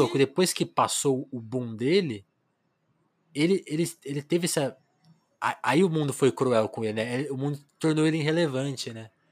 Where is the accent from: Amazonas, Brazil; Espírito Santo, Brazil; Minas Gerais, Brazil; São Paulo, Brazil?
São Paulo, Brazil; Ribeirão Preto; moved away; Eu também sou do interior de São Paulo, de Ribeirão, embora eu tenha nascido em São Paulo, mas eu fiz esse trajeto interior e capital